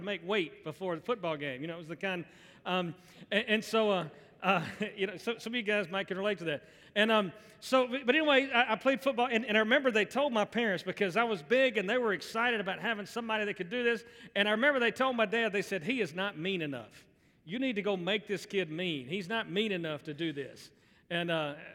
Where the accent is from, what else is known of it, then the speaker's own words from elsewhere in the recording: Birmingham, Alabama, United States; I grew up in Birmingham, grew up in the South